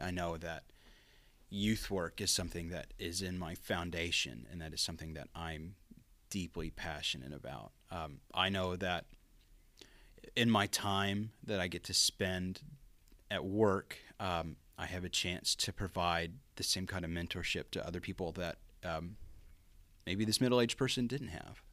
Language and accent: English; Pauls Valley, Oklahoma, United States; growing up in Paul's Valley